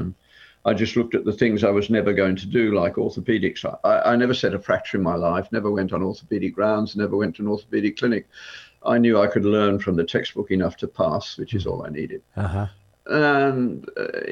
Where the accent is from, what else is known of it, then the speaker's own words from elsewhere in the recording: Birmingham, West Midlands, United Kingdom; the street where I grew up in Birmingham